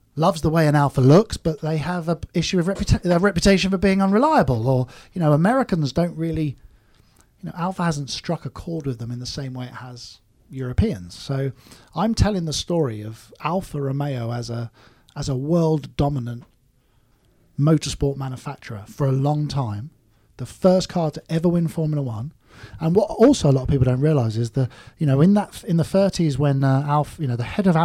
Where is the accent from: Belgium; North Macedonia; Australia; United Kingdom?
United Kingdom; moved away as an adult; now in California, United States; I'm a British guy, car builder based in the US